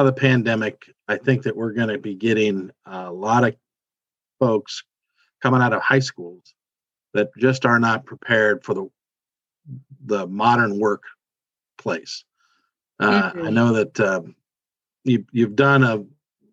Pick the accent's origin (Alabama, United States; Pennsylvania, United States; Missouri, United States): Missouri, United States; Kansas City; also born or lived in Memphis; I grew up in Kansas City.